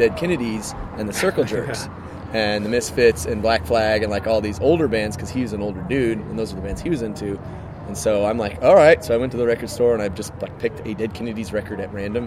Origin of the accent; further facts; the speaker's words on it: Thousand Oaks, California, United States; also born or lived in Massachusetts; I grew up in Thousand Oaks